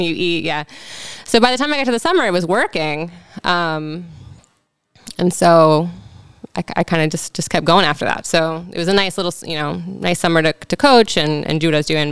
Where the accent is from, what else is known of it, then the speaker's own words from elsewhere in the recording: Frederick, Maryland, United States; now in Baltimore, United States; I grew up in Frederick, Maryland. Okay, Frederick County, technically.